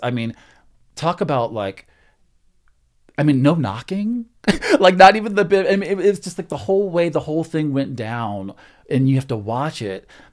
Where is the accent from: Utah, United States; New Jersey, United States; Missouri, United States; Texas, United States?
Texas, United States; moved away; I grew up in Texas